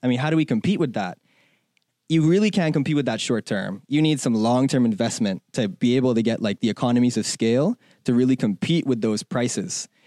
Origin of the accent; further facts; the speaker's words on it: Bahamas; moved away as an adult; also born or lived in China; now in United States; I'm from the Bahamas